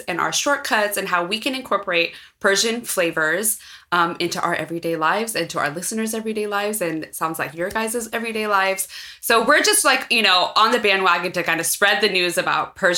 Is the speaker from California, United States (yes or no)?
yes; San Francisco, California, United States; I was born here in San Francisco